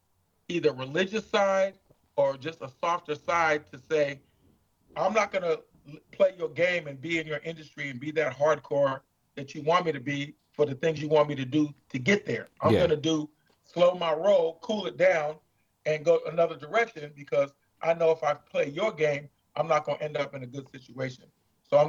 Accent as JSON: {"language": "English", "area": "Bay Area", "region": "California", "country": "United States", "tie": "born or raised there", "said": "growing up in the Bay Area"}